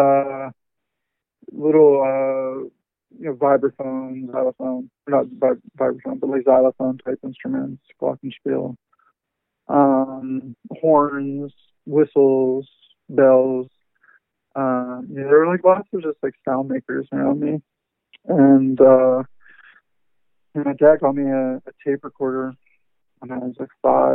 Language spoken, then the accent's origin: English; Pittsburgh, Pennsylvania, United States; I grew up in Pittsburgh